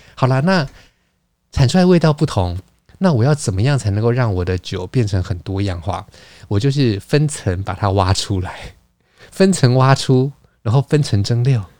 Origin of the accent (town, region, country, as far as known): Taiwan